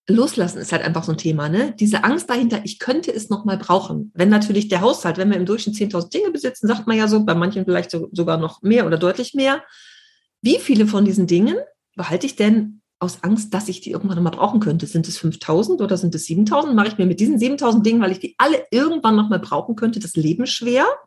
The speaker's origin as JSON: {"language": "German", "town": "Düsseldorf", "region": "North Rhine-Westphalia", "country": "Germany", "tie": "born or raised there", "said": "ich bin noch nie aus Europa raus, immer in Düsseldorf gewohnt"}